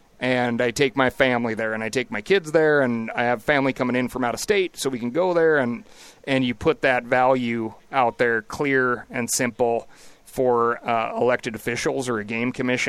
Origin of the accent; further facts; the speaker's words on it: Montana, United States; always call it Bozangeles these days because it's just, like, an exploding, crazy rate of growth for my home state.